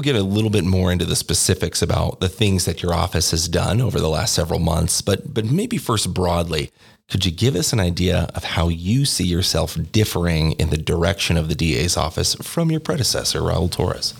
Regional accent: Oregon, United States; moved away as an adult; now in Albuquerque, United States; I am from Oregon

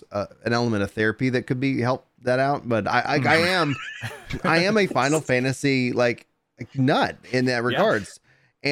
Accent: Nacogdoches, Texas, United States; Like I grew up in East Texas, born in Nacogdoches for anybody listening.

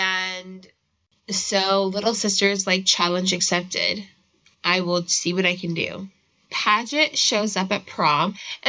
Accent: Virginia, United States; We're from Virginia

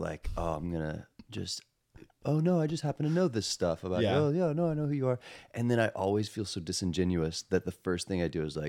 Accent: Texas, United States; accent: Texas; And I grew up in Texas.

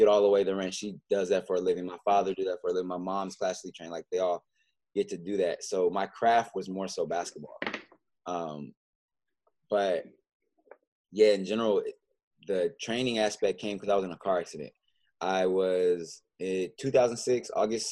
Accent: La Verne, California, United States; growing up in Southern California was a blessing

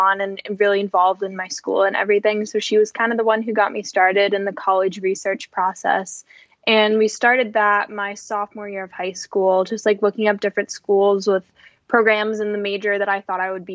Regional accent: Cape Cod, Massachusetts, United States; I'm from Massachusetts, Cape Cod, Massachusetts

